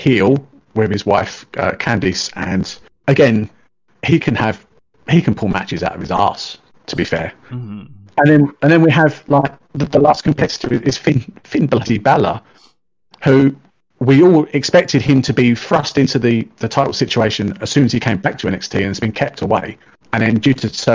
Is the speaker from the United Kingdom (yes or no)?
yes; United Kingdom; Being a Brit